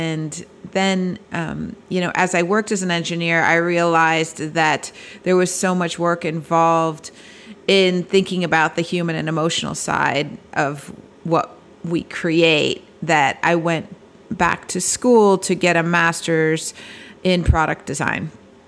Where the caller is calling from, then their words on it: Bloomfield Hills, Michigan, United States; I am calling in from Bloomfield Hills, Michigan, on the campus of the Cranbrook Academy of Art. And we are just outside Detroit.